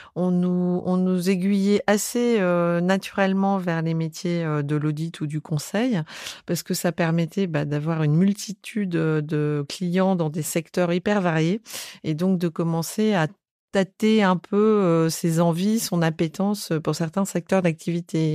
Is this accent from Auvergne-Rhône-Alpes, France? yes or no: no; Bordeaux, Nouvelle-Aquitaine, France; moved away; je suis née à Bordeaux